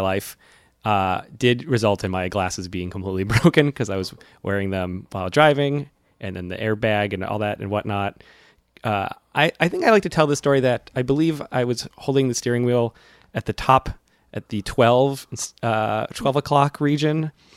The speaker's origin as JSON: {"language": "English", "region": "central Massachusetts", "country": "United States", "said": "I'm from central Massachusetts"}